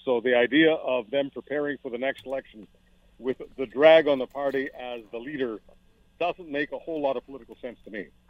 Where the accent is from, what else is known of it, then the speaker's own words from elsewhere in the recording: Montreal, Quebec, Canada; also born or lived in Toronto / Hamilton / Burlington / London, Ontario; now in Western Canada; growing up in Montreal